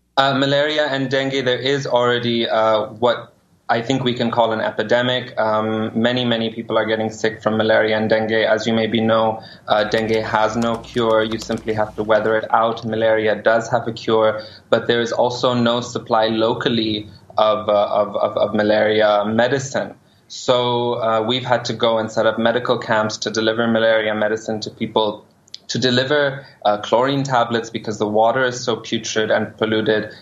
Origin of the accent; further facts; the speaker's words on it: Pakistan; as a Pakistani living in Pakistan